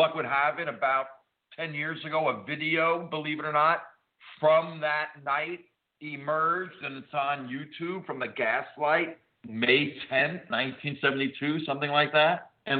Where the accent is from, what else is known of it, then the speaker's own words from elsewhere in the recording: New Jersey, United States; I was a kid from Jersey, North Jersey.